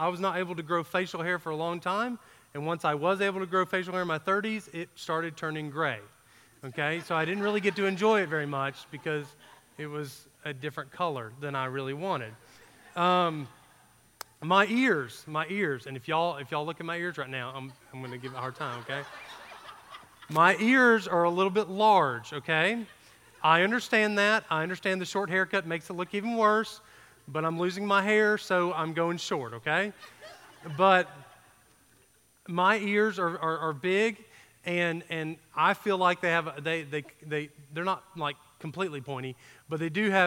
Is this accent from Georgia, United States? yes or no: yes; Georgia, United States; I grew up in Georgia, so we didn't get A, B, C's, and D's